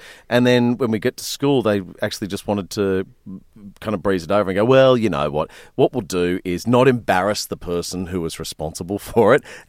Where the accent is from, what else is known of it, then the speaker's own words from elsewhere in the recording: New South Wales, Australia; when I was a kid growing up in the Blue Mountains of, you know, west of Sydney